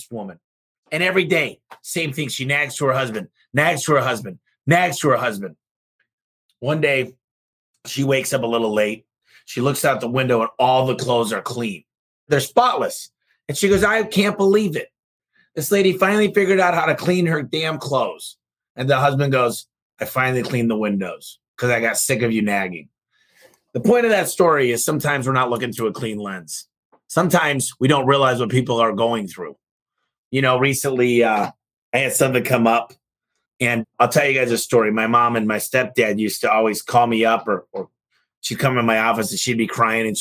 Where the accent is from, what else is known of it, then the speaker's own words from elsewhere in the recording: Michigan, United States; moved away; Michigan from my hometown